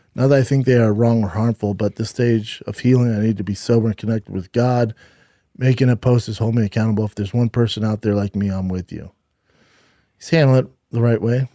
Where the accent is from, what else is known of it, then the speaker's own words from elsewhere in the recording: Los Angeles, California, United States; L A, my hometown, L